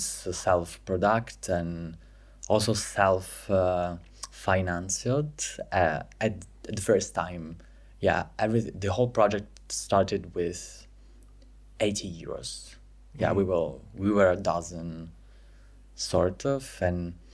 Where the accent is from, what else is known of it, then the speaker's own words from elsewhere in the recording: Pescara, Abruzzo, Italy; English is a second language; moved away as an adult; now in Milan, Italy; I'm from Pescara, Abruzzo, but I moved in Milan 2 years ago